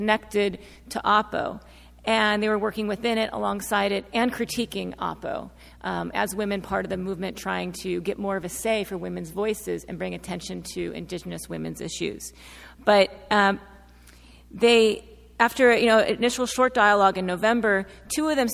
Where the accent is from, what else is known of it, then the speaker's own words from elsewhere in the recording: United States; a white feminist researcher from the U.S. doing research in Mexico